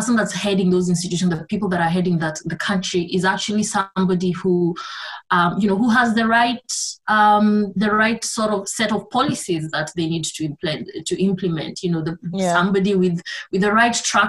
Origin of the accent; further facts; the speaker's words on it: Kenya; I'm from Kenya